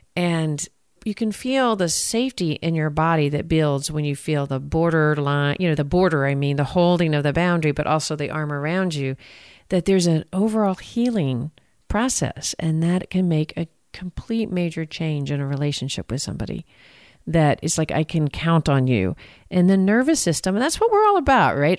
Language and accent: English; Texas, United States; accent: Texan; I'm from Texas